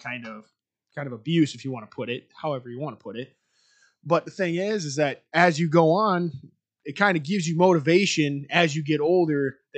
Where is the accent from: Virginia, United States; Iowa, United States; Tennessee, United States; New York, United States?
Iowa, United States; I'm from Albernette, Iowa. Like Dean said, I went to high school with him